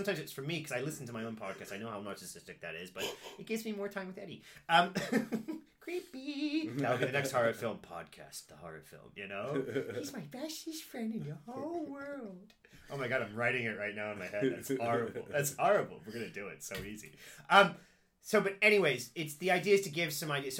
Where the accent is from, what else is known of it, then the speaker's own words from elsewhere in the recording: Cincinnati, Ohio, United States; I only have my perspective from growing up in Cincinnati